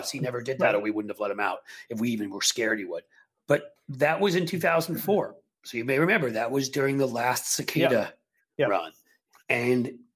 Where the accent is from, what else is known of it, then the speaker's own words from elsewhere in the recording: New York, Northeast, United States; moved away; For someone growing up in the Northeast